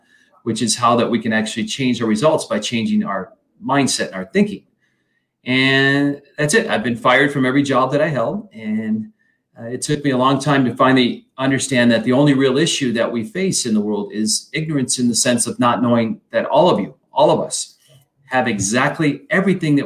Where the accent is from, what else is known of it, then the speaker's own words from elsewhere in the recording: Flint, Michigan, United States; I grew up in Michigan, Flint, Michigan.